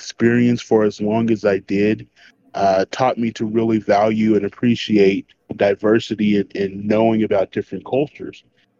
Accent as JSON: {"language": "English", "town": "Midland", "region": "Texas", "country": "United States", "tie": "born or raised there", "also_born_or_lived": "San Angelo, Texas / Dallas, Texas", "said": "Born and raised here in Texas. I've traveled all over the country."}